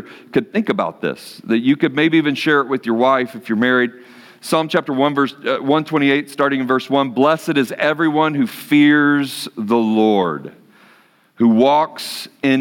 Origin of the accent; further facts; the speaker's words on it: Dallas, Texas, United States; I'm from Dallas-Fort Worth area in Texas